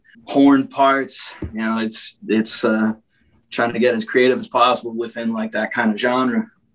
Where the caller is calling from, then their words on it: Everett, United States; Not bad. From Everett.